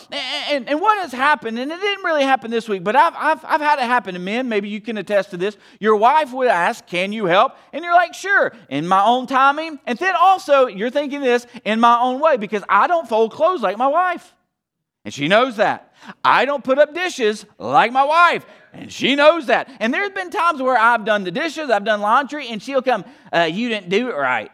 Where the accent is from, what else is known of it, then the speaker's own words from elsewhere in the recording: the South, United States; now in Wheaton, United States; I'm from the South